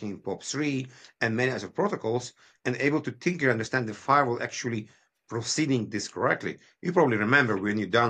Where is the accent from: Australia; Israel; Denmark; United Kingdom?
Israel; moved away as an adult; also born or lived in Kyiv, Ukraine; now in Canada; I moved from Kyiv, Ukraine in 1990s with my family. It was still USSR. We moved to Israel. My father decided it's a better future.